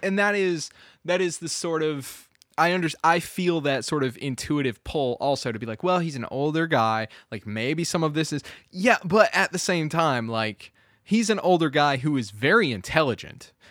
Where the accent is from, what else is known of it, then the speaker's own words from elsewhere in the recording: Kentucky, United States; we grew up in Kentucky